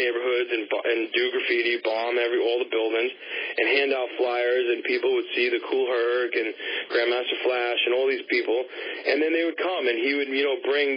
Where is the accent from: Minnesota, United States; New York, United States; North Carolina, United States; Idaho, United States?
New York, United States; New York City; I grew up on the Upper West Side, and I kind of grew up in between the Upper East Side and the Upper West Side and the Bronx